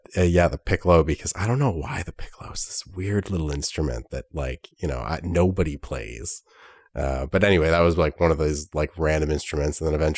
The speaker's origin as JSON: {"language": "English", "town": "Ottawa", "region": "Ontario", "country": "Canada", "said": "I'm from Ottawa. I work for the Government of Canada."}